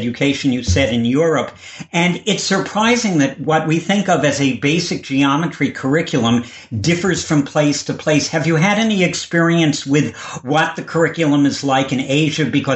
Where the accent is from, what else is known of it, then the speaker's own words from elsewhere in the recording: New York City, New York, United States; So was I, Lenox Hill Hospital